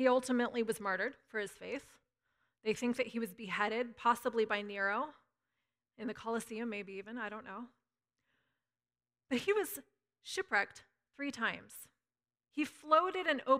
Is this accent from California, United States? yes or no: yes; Northern California, United States; I'm a Northern Californian